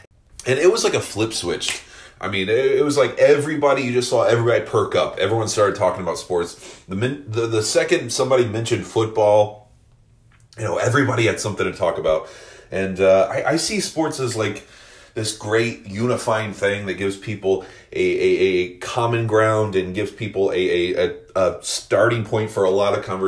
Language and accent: English; Decatur, Illinois, United States; moved away as an adult; also born or lived in California; now in Arizona, United States; I'm actually from Illinois, born and raised.